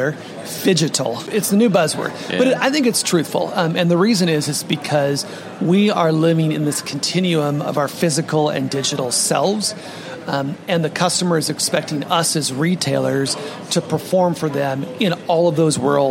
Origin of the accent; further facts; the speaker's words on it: Washington, United States; moved away as an adult; now in New York, United States; my home state of Washington